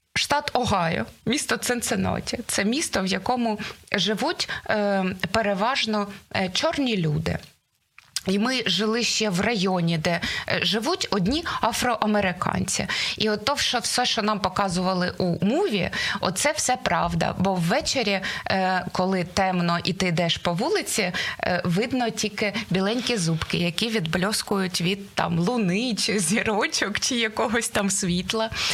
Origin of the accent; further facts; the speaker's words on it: Dnipro, Dnipropetrovsk Oblast, Ukraine; Я з Дніпра. Ми були перша перша семірка людей, сімка людей, студентів, які поїхали з Дніпра